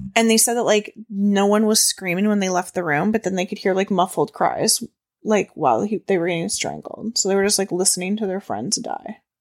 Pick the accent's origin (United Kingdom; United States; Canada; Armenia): Canada; We're Canadian